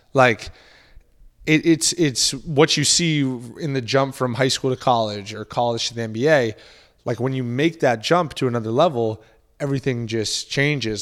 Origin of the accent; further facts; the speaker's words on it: Boston, Massachusetts, United States; I grew up in the Boston area